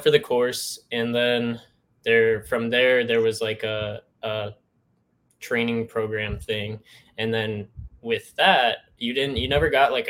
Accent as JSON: {"language": "English", "region": "Northeast Ohio", "country": "United States", "moved": "yes", "said": "I'm from Northeast Ohio"}